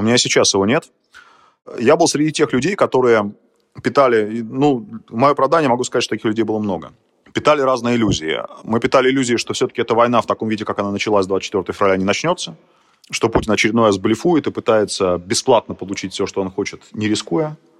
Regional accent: Moscow, Russia; moved away as an adult; now in Ukraine; я родился в Москве, я вырос в Москве

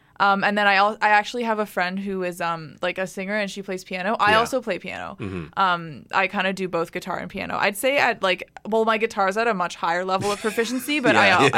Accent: Burlington, Ontario, Canada; I'm from Burlington.

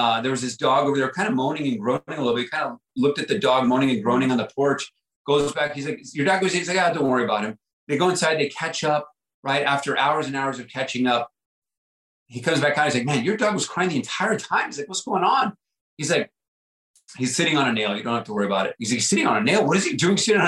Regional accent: El Paso, Texas, United States; moved away as an adult; my first 18 years of growing up, I grew up in El Paso, Texas, border town

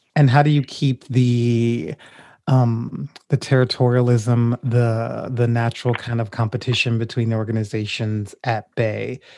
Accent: Louisiana, United States; I'm originally from Louisiana

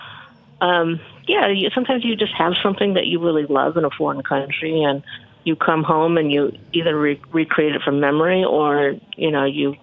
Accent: Birmingham, Michigan, United States; I grew up in Birmingham

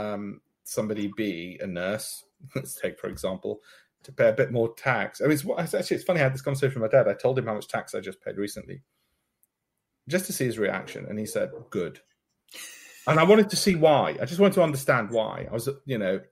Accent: Leeds, Yorkshire and the Humber, United Kingdom; So where I came from in Leeds and grew up in Armley

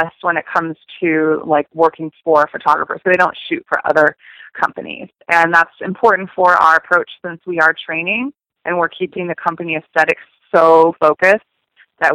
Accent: San Francisco, California, United States; moved away as an adult; now in Los Angeles, United States; I'm from San Francisco area, so moving to Los Angeles

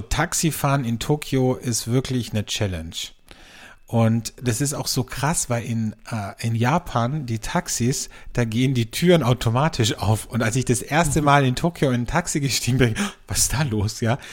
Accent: Austria; bei uns in Österreich

